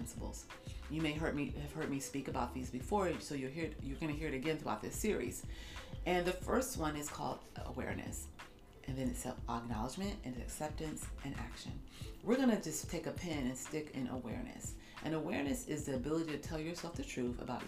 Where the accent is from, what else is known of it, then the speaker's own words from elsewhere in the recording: United States; I'm African American, I come from the Black community